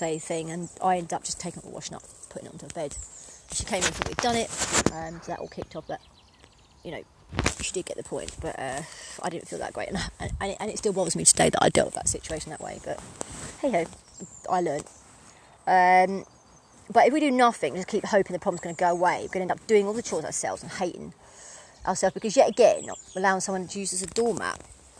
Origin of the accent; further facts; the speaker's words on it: East of England, United Kingdom; accent: Essex; not doing a presentation right and being told that I'll never amount to much because of my dulled down my Essex accent and all sorts, the Essex attachment, you know.